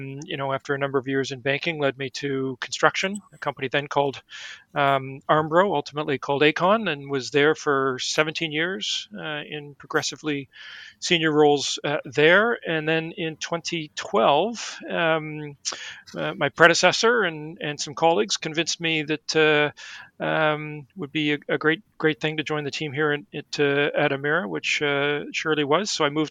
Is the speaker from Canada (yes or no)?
yes; Oakville, Ontario, Canada; moved away; also born or lived in Toronto; Well, I was born and raised in Ontario, just outside of Toronto, in Oakville.